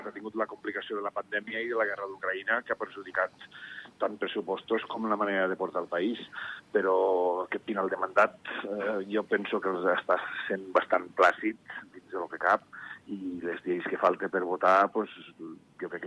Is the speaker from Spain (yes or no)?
no; Andorra; Home, Andorra té els votants que té les, la idiosincràsia que té el, el país. Som èquics andorrans i són els únics que tenen dret